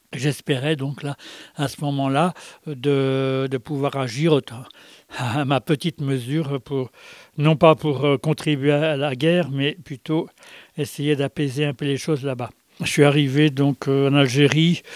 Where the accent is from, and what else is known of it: Brittany, France; born or raised there